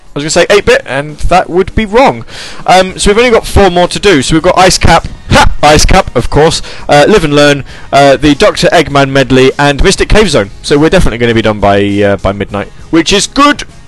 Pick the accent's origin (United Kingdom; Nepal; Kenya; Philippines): United Kingdom; I'm British